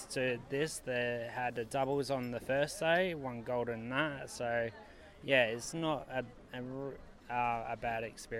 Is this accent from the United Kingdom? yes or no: no; South Australia, Australia; South Australia.